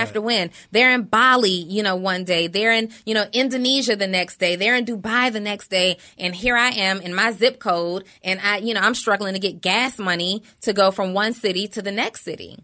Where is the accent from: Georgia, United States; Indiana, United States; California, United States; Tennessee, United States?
Georgia, United States; College Park; also born or lived in New Orleans, Louisiana; I was raised in Atlanta